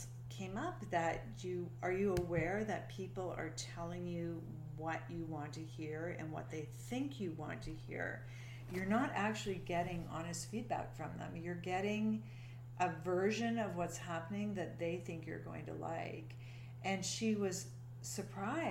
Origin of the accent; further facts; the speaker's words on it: Canada; we're Canadian